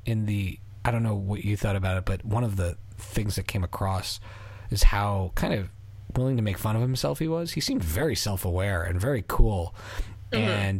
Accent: Philadelphia, Pennsylvania, United States; born there; I was an American, or I am an American, but I was born in Philly

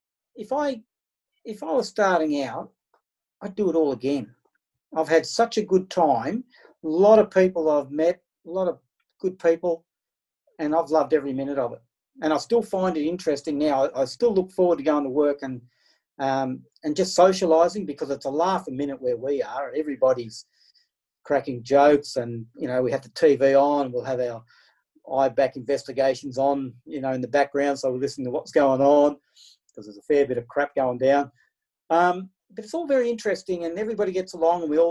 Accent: Glenrowan, Victoria, Australia; I enjoyed growing up in Glen Rowan just as much as I've enjoyed working for the railways

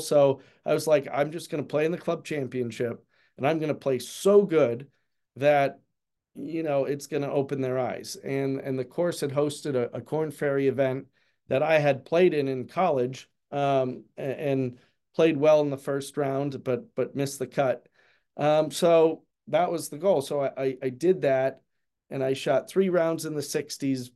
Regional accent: Pennsylvania, United States; I'm from Pennsylvania

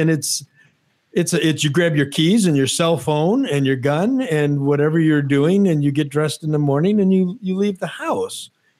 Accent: Detroit, Michigan, United States; I grew up in Detroit.

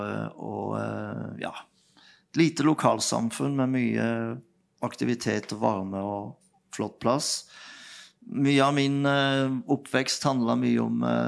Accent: Nelaug, Agder, Norway; Vi vokste opp på Nelaug

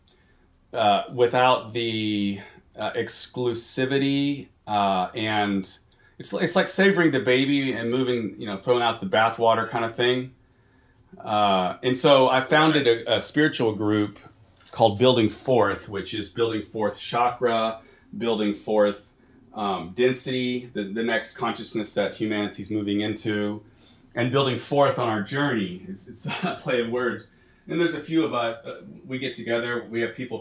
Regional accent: Texas, United States; moved away as an adult; also born or lived in Nicaragua / Boston / Chicago; I'm from Texas, but I lived in Nicaragua for a couple years, and then I did with the Franciscans, and then I was in Boston for 4 years, and then we went to Chicago for 4 years.

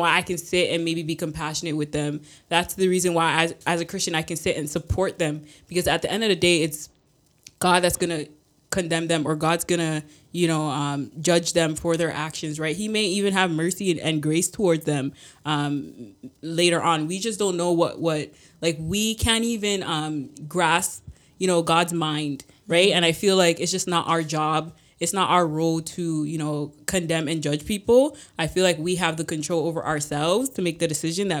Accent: Canada; I'm not American, right? Like, Canada, we're extremely blessed

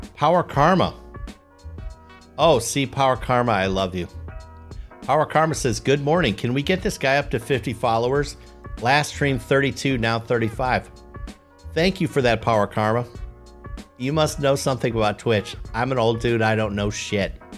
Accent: Poughkeepsie, New York, United States; my hometown

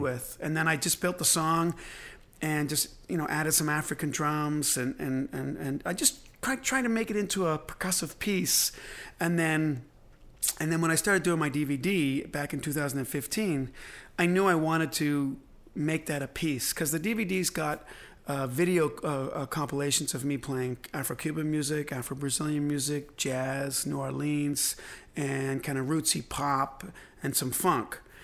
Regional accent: Belfast, Northern Ireland, United Kingdom; moved away; I was born in Belfast

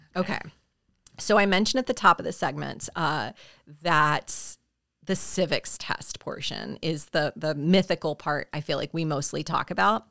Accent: South Carolina, United States; my home state of South Carolina

